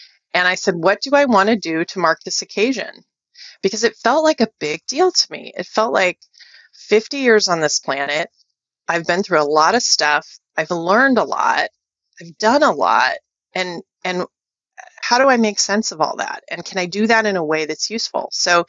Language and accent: English; Wichita, Kansas, United States; born there; now in Silicon Valley, United States; I was born in Wichita, Kansas. So I'm about as middle America by origin as one can get.